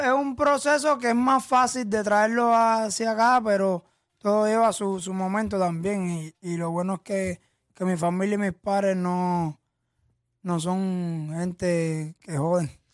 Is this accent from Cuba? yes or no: yes; Cuba; moved away; cómo vivía en Cuba